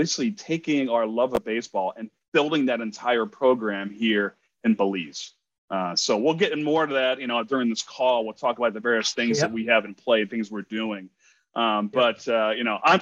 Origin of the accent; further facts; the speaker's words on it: Northeast, United States; I grew up in the Northeast